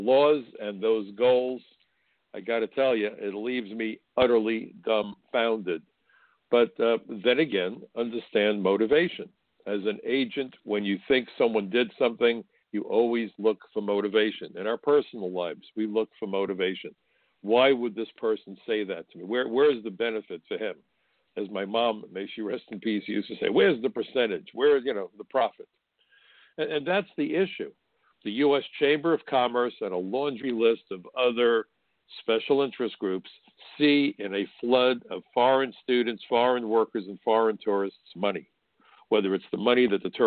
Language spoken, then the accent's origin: English; New York City, New York, United States; I'm a New Yorker. I'm a Brooklyn boy